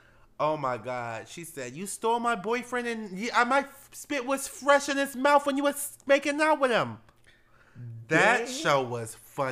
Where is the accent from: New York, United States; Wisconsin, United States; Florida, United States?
New York, United States; I'm a New Yorker